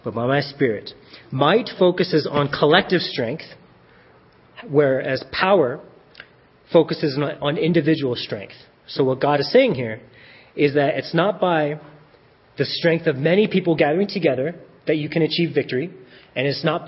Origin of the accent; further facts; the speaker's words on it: Colorado Springs, Colorado, United States; now in Centennial, United States; I grew up in Colorado Springs.